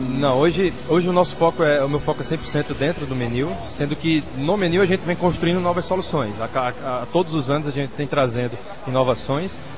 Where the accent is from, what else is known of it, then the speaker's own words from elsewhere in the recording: João Pessoa, Paraíba, Brazil; sabendo que eu sou daqui, sou de João Pessoa